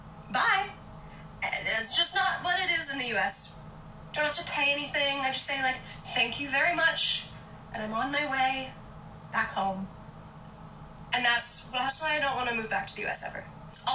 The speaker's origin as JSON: {"language": "English", "country": "United States", "moved": "yes", "lives_now": "United Kingdom", "said": "having to go to A&E as an American in the UK"}